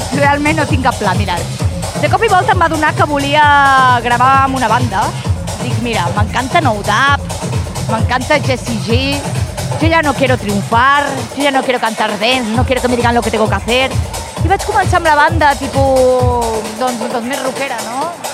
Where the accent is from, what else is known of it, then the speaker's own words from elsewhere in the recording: Manlleu, Catalonia, Spain; moved away; also born or lived in Vic / Barcelona; Era molt petitoneta, estava en un poble, a Manlleu